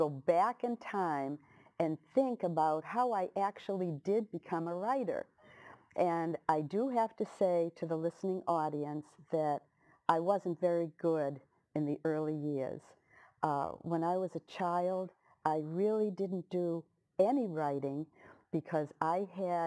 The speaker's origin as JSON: {"language": "English", "town": "Lynn", "region": "Massachusetts", "country": "United States", "tie": "born or raised there", "said": "I was from Lynn English"}